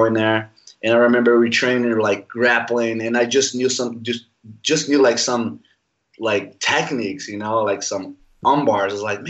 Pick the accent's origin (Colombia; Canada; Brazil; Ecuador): Brazil; by the Amazon, northern Brazil; English is a second language; moved away as an adult; also born or lived in Rio de Janeiro, Brazil; I was like, man, I'm just in by the Amazon. You know, it's northern Brazil.